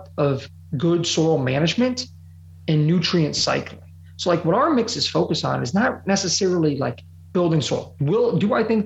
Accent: Ohio, United States; growing up in Ohio

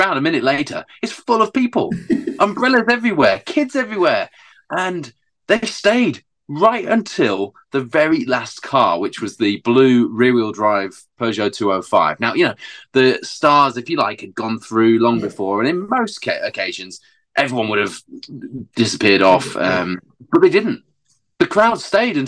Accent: Hull, Yorkshire and the Humber, United Kingdom; my hometown of Hull

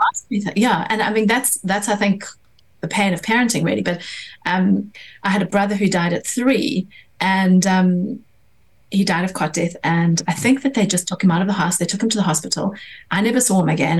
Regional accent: South Africa; now in London, United Kingdom; I grew up in South Africa

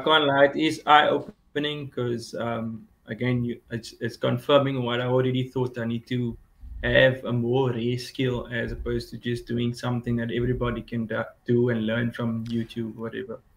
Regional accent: Cape Town, Western Cape, South Africa; I'm from Cape Town, South Africa

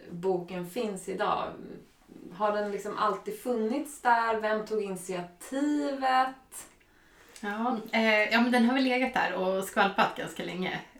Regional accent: Vaxholm, Stockholm County, Sweden; now in Stockholm, Sweden; jag är uppvuxen här i Vaxholm. Mm. och nu bor jag i Hammarby sjöstad.

